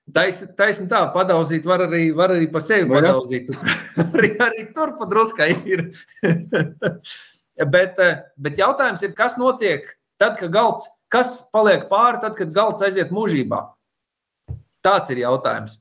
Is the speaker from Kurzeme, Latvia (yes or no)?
yes; Slītere Nature Reserve, Kurzeme, Latvia; es esmu uzaudzis Eh, Slīters rezervātā. Tajā laikā viņš saucās Slīters Nacionālais parks.